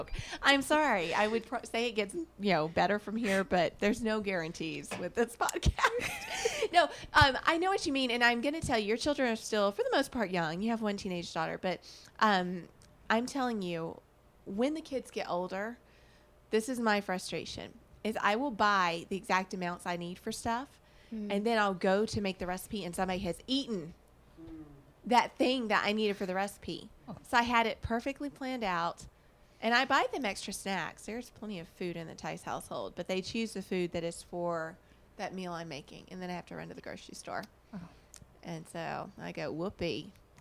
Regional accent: Alabama, United States; moved away; also born or lived in the West; I am from Alabama, the home of barbecue

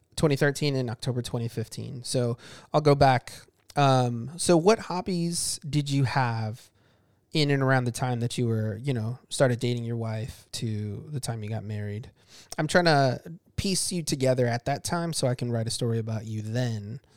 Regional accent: Chicago, Illinois, United States; I, I grew up in Chicago

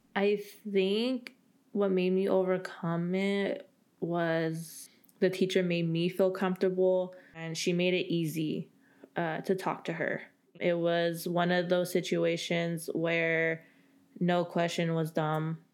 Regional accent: Central Valley, California, United States; moved away as an adult; also born or lived in Bay Area, California; I'm from the Central Valley

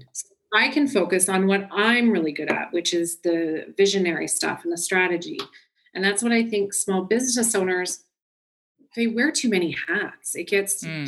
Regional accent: Orangeville, Ontario, Canada; also born or lived in Milton, Ontario; I was born in Milton, Ontario, but I actually was raised most of my life in Orangeville, Ontario, and that's where I am now

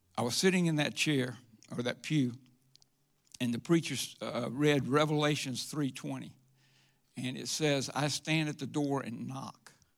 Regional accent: Forest Park, Georgia, United States; also born or lived in Atlanta, Georgia; I grew up in Forest Park. Uh, it's out near the airport

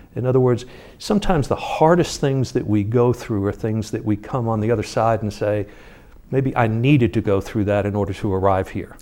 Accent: New York, United States; moved away; I grew up in New York and I was a baseball fan and as a kid

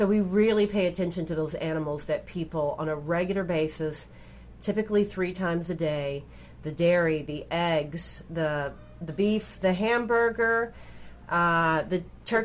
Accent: Kentucky, United States; I grew up in Kentucky

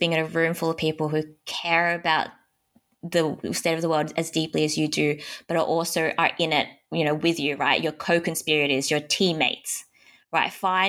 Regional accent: Hong Kong; born there; moved away; And I was born in Hong Kong in a refugee camp, and I found my way here.

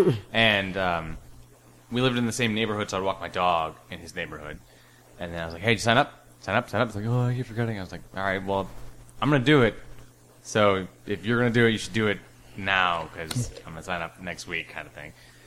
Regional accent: Illinois, United States; I've lived in Illinois pretty much all my life. Mm-hmm. I'm currently in Oak Park, and I've lived in, like, south suburbs for most of that time.

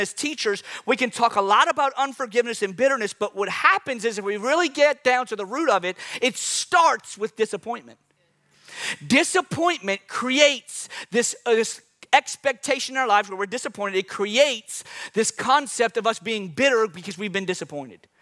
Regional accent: New Orleans, Louisiana, United States; I'm from New Orleans

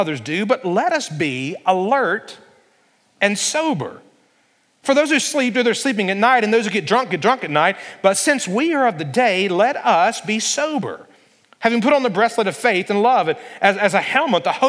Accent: Alabama, United States; growing up in Alabama

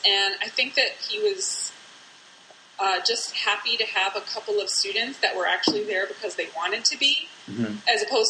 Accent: Detroit, Michigan, United States; also born or lived in Flint / Illinois; I actually am a Midwesterner. I mean, I grew up in Detroit as a little kid, and then moved to Flint, Michigan. when I was about middle school aged

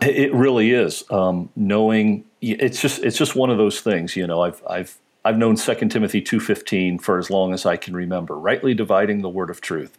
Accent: Lima, Ohio, United States; moved away as an adult; also born or lived in Columbus, Ohio; now in upstate New York, United States; I'm actually from Ohio, grew up in, uh, in Ohio, uh, was actually born in Columbus

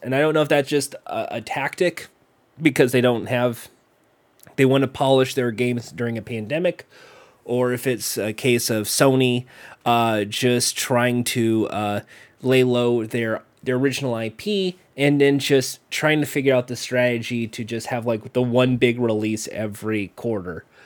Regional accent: United States; I'm American

